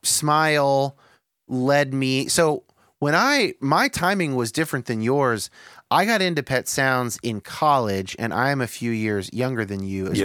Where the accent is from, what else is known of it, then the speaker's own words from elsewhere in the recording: California, United States; growing up in California